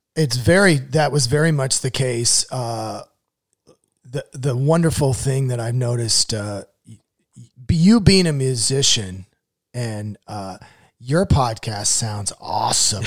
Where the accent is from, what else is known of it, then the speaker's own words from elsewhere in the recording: Newton, Iowa, United States; now in Indianapolis, United States; I grew up in Newton, Iowa, which was the home of Maytag washers and dryers